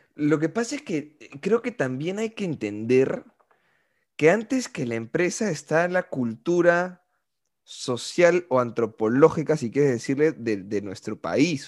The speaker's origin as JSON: {"language": "Spanish", "country": "Peru", "said": "como peruano"}